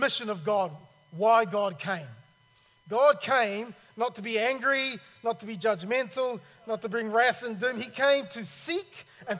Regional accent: New Zealand; also born or lived in Cairns, Australia / Sydney, Australia; now in Australia; I'm originally from New Zealand

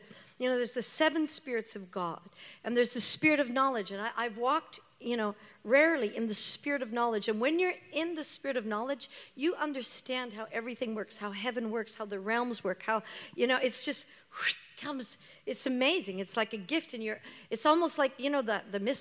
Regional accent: Canada; I'm Canadian

